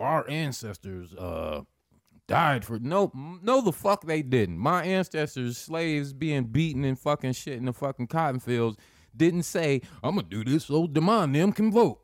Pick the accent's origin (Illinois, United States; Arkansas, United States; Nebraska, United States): Nebraska, United States; Lincoln; I'm born and raised in Lincoln